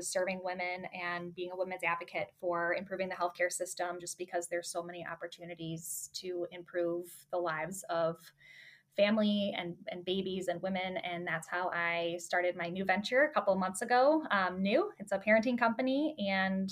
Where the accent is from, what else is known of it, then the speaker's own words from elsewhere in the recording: Chicago, Illinois, United States; moved away as an adult; now in Michigan, United States; I was born and raised in Chicago suburbs, spent my whole life there